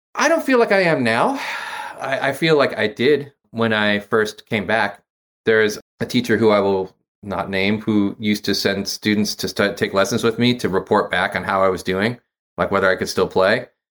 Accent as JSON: {"language": "English", "region": "Massachusetts", "country": "United States", "tie": "born or raised there", "also_born_or_lived": "Maryland / Lathrop Village, Michigan", "said": "Massachusetts is where I grew up."}